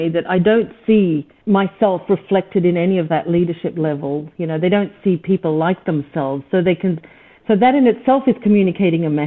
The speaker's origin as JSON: {"language": "English", "country": "Australia", "tie": "born or raised there", "also_born_or_lived": "East Africa", "said": "I'm from East Africa. I was Persian heritage, grown up in Australia, mind you, so at least having the language skills."}